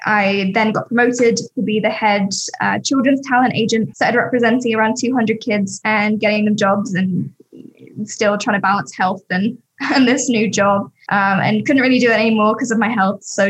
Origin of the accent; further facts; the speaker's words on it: Sussex, South East England, United Kingdom; now in Los Angeles, United States; I grew up in Sussex, which is just outside of London, countryside, middle of nowhere, country bumpkin